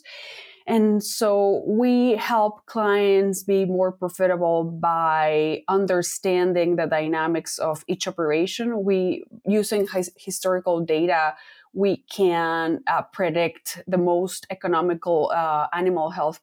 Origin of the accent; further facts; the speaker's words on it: Mexico City, Mexico; moved away as an adult; also born or lived in Kansas / Iowa; Was born and raised in one of the largest cities in the world. I'm from Mexico City, and I went to veterinary school there.